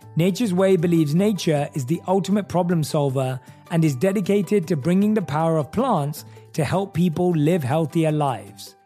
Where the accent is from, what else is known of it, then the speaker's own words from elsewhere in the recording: London, United Kingdom; moved away as an adult; also born or lived in New York / Los Angeles; Growing up in London, England, we were brought up on American television.